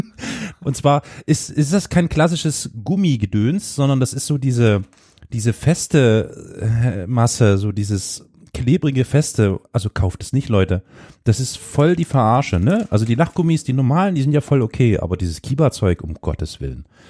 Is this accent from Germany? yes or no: yes; Saxony, Germany; Ich komme aus Sachsen